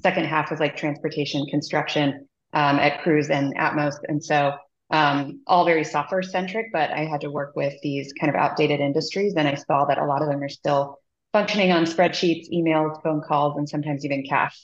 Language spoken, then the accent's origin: English; Midwest, United States; moved away as an adult; now in San Francisco, United States; I grew up in the Midwest and ended up moving out here for my job